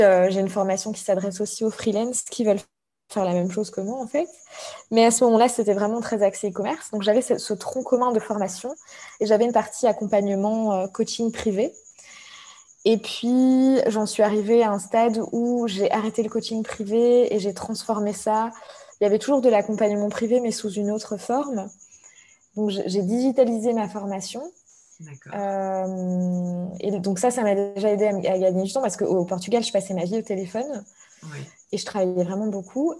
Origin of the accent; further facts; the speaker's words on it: Belgium; moved away as an adult; also born or lived in Brussels; je suis belge et je travaillais depuis Bruxelles.